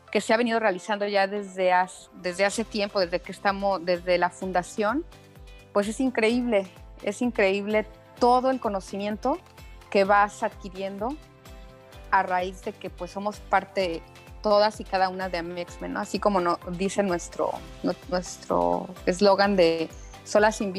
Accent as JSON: {"language": "Spanish", "region": "Mexico City", "country": "Mexico", "moved": "yes", "lives_now": "Quintana Roo, Mexico", "said": "De la Ciudad de México. Llegué aquí hace también 25 mm, años más o menos."}